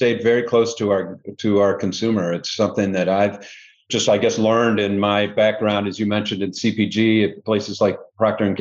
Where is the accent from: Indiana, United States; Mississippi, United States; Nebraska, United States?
Indiana, United States; Indianapolis; also born or lived in Cincinnati; now in Chicago, United States; I'm from originally Indianapolis, so not too far from here. Grew up in the Midwest